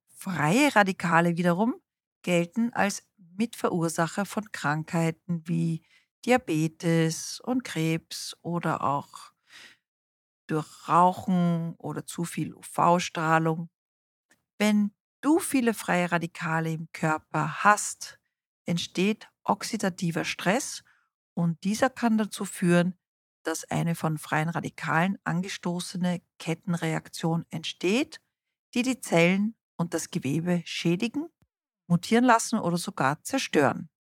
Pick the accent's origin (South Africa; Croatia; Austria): South Africa; moved away; ich bin in Südafrika aufgewachsen